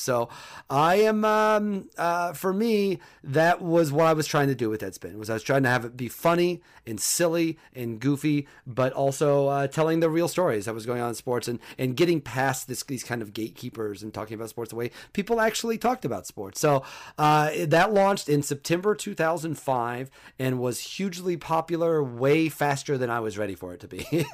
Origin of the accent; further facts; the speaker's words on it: Mattoon, Illinois, United States; I am from Mattoon, Illinois, which is about an hour and forty-five minutes from Saint Louis.